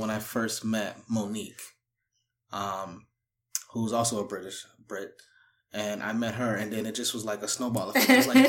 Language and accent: English; United States; now in Toronto, Canada; I'm from America